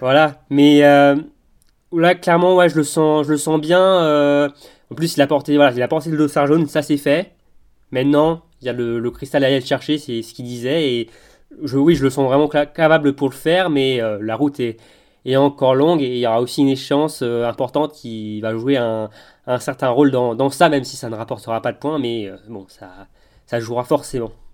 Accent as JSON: {"language": "French", "country": "France", "said": "en tant que Français"}